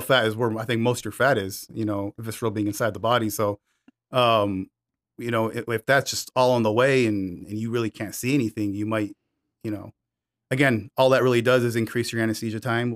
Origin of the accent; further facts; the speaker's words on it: Michigan, United States; moved away; I grew up in Michigan, and there was Devil's Night when I was six or seven years old